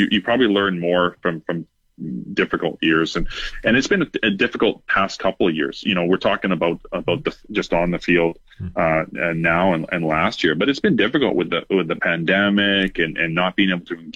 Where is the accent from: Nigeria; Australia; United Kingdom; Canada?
Canada; Foam Lake, Saskatchewan; now in Regina, Canada; I grew up in Foam Lake